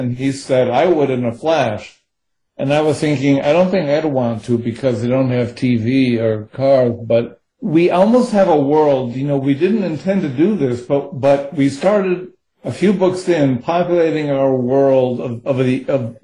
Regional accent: United States; I'm speaking as an American

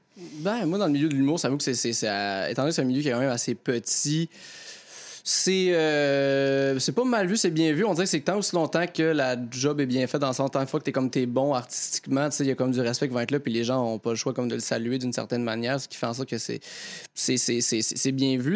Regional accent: near Joliette, Quebec, Canada; Joliette, qui, est proche de mon village natal

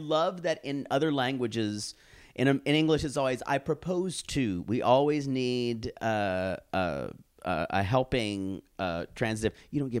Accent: Searcy, Arkansas, United States; born or raised there

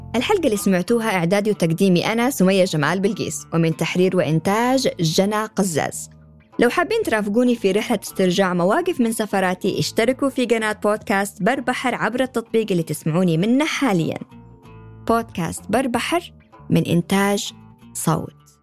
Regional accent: Sanaa, Amanat Al Asimah, Yemen; moved away as an adult; صنعاء مدينتي اللي ولدت فيها وتربيت

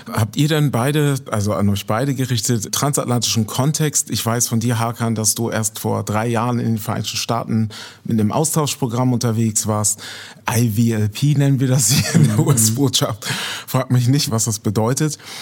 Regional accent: Germany; Als Deutscher

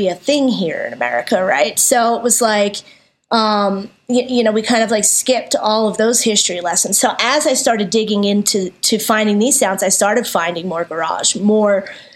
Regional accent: Philadelphia, Pennsylvania, United States; now in Denver, United States; I grew up in Philly

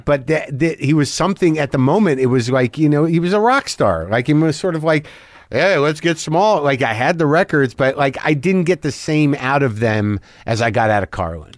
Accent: Albuquerque, New Mexico, United States; also born or lived in New Jersey; I grew up in Albuquerque

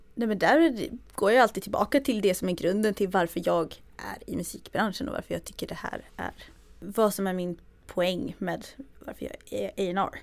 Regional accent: Växjö, Kronoberg County, Sweden; jag är från Småland, från Växjö, eller utanför Växjö.

